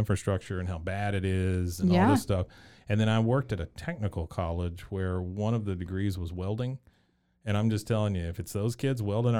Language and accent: English; Robinson, United States; also born or lived in Taipei, Taiwan; We used to have septic out in Robinson, like mm-hmm. where I grew up.